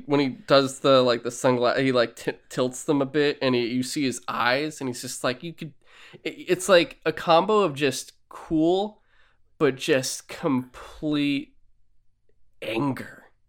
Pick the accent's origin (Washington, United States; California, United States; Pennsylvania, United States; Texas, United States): California, United States; San Francisco; I was born in San Francisco way later